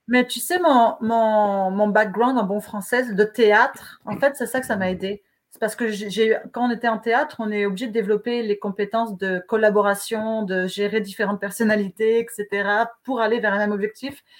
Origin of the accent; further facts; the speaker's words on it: France; accent: French; moved away; comme on peut le voir à mon accent, je, suis née en France